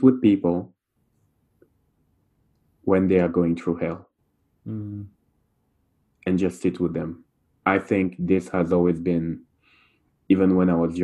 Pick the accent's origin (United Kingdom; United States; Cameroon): Cameroon; first language French; English is a second language; moved away as an adult; now in Montreal, Canada; I grew up in Cameroon, which is part of Central Africa, and I grew up there until I was 24.